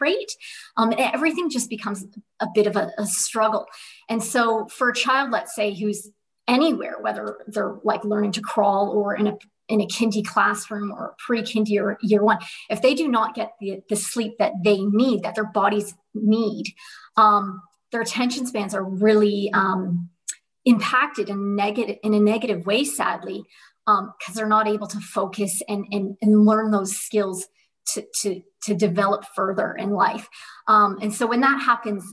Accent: Canada; moved away as an adult; also born or lived in Dubai, United Arab Emirates; now in Perth, Australia; I am originally born and raised in Canada, and I have been living in Australia

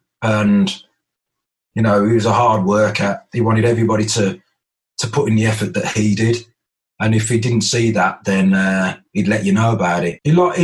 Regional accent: Birmingham, West Midlands, United Kingdom; I used to knock about with the lads that I grew up with in Birmingham as well

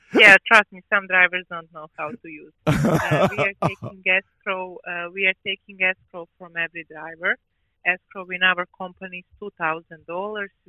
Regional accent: Ohio, United States; I'm from Ohio, yeah.

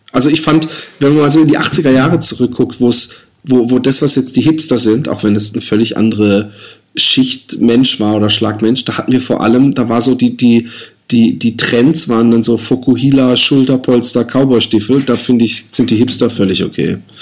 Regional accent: Busenbach, Baden-Württemberg, Germany; Busenbach, wo ich aufgewachsen bin

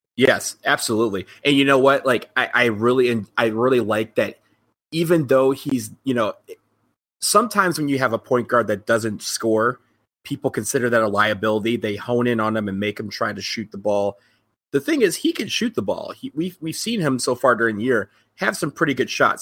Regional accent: Ypsilanti, Michigan, United States; moved away; my hometown Eastern Michigan Eagles

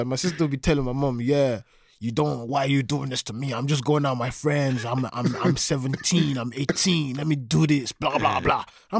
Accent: Balbriggan, Leinster, Ireland; I don't think I left Balbriggan

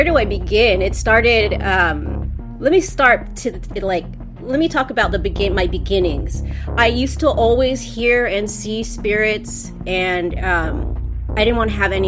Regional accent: Los Angeles, California, United States; I am from Los Angeles, California

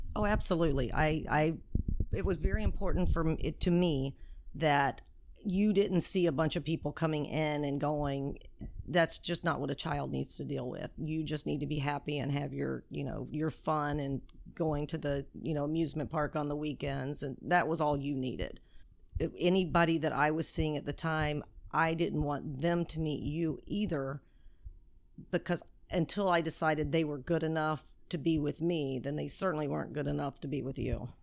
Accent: Alabama, United States; moved away as an adult; now in California, United States; I was raised in Alabama

